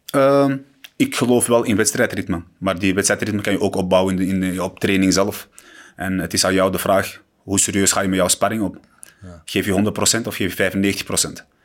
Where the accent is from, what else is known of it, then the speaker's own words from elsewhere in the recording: Morocco; ik ben, ik ben een Marokkaan natuurlijk en, en ik hou ervan wanneer Marokkanen vechten en winnen.